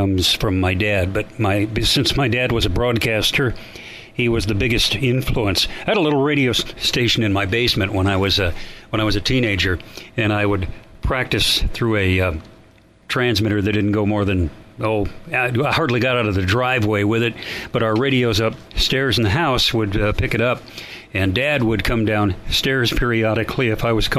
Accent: Lincoln, Nebraska, United States; moved away; also born or lived in Kansas City; I was born in Lincoln, Nebraska

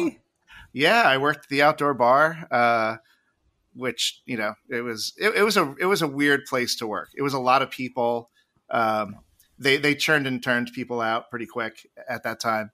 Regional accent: Jersey Shore, New Jersey, United States; I grew up on the, on the Jersey Shore

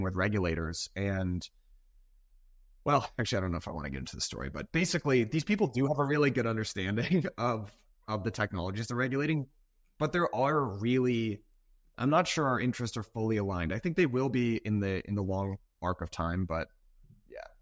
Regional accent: Massachusetts, United States; I grew up in Massachusetts.

